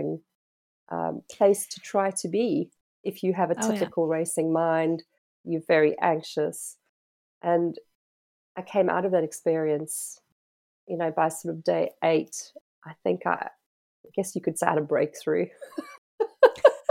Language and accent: English; South Africa; moved away; being South African by birth, having grown up by the ocean